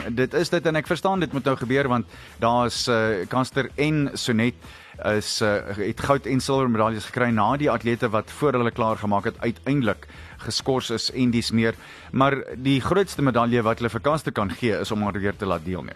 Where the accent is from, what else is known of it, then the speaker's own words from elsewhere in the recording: South Africa; ons is nog steeds Suid-Afrikaners